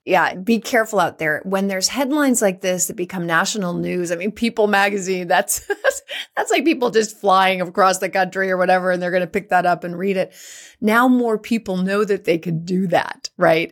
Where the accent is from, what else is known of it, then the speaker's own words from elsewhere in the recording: San Francisco Bay Area, California, United States; also born or lived in San Jose; I was born and raised in the San Francisco Bay Area, went to school in San Jose, lived in San Francisco.